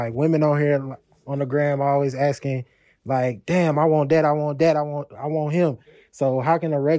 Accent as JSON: {"language": "English", "town": "Stone Mountain", "region": "Georgia", "country": "United States", "said": "I'm from Stone Mountain, Georgia."}